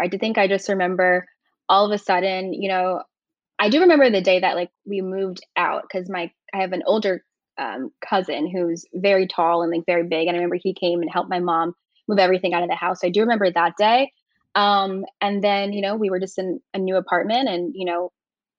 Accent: Virginia Beach, Virginia, United States; moved away as an adult; I grew up in Virginia Beach, Virginia, which is a very suburban area.

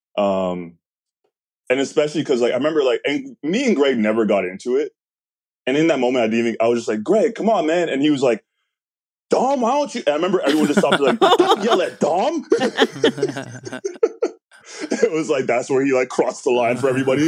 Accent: Canada; I'm Canadian

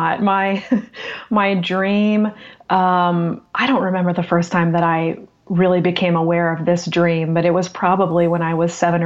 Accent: Central Florida, United States; also born or lived in Boston area, Massachusetts; I grew up in Central Florida for the most part.

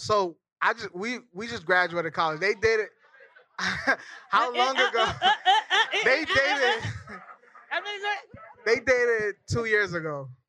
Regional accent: Minneapolis, Minnesota, United States; moved away as an adult; now in New York, United States; Minnesota represent. I'm from Minnesota, Minneapolis.

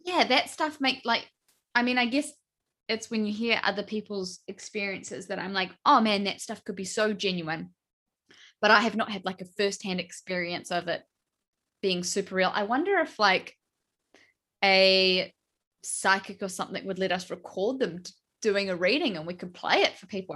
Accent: New Zealand; I'm from New Zealand

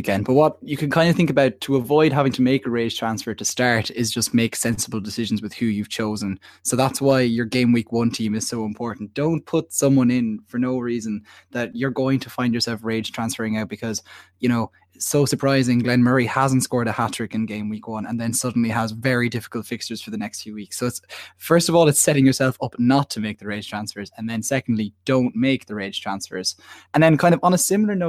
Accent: Ireland; I'm an Irish student.

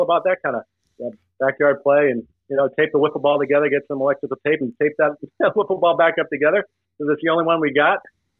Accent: Smithfield, Rhode Island, United States; also born or lived in Providence, Rhode Island; I was born in Providence, Rhode Island. Grew up in a neighborhood just outside of Providence called Smithfield, Rhode Island.

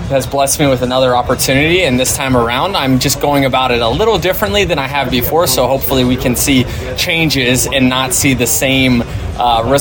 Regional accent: Tampa, Florida, United States; you're in Tampa? Do you not have to worry about that as much? Yeah, I think more uh, just so it's my hometown.

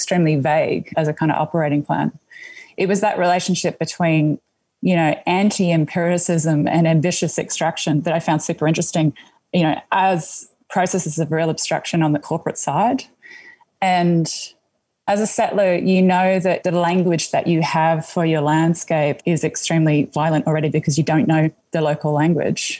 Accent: Gooreng Gooreng country, East Coast, Queensland, Australia; moved away; also born or lived in Alice Springs, Australia; I grew up on Gurangurang country on the East Coast in a small port town, which has quite a significant relationship to the mineral wealth that gets exported from the north of the country. It was a huge coal port before it became a gas port.

